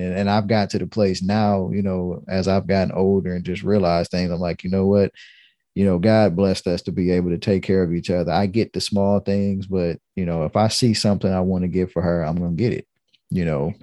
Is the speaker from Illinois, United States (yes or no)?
no; Detroit, Michigan, United States; I'm from Detroit